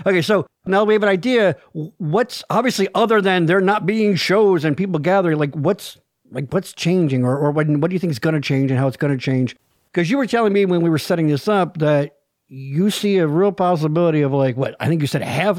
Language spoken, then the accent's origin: English; Pennsylvania, United States; I'm from Pennsylvania